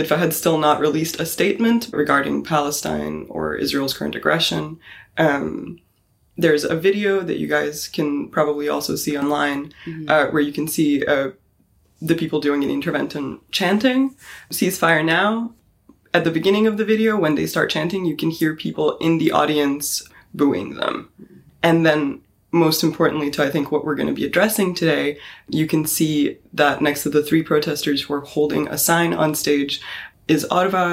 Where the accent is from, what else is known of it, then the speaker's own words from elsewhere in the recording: Bosnia & Herzegovina; somebody that was born out of and came out of a very recent genocide and aggression in a Bosnian context